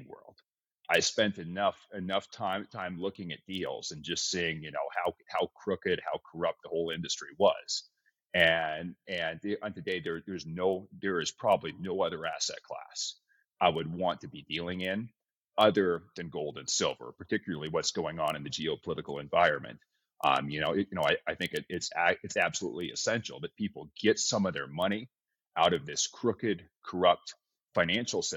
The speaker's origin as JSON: {"language": "English", "town": "Phoenix", "region": "Arizona", "country": "United States", "said": "I'm from Phoenix, Arizona. That's where my company is based out"}